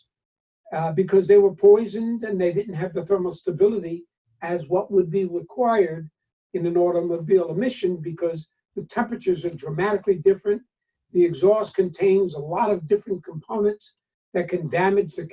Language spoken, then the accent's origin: English; New York, United States; moved away as an adult; also born or lived in New Jersey; I'm from New York originally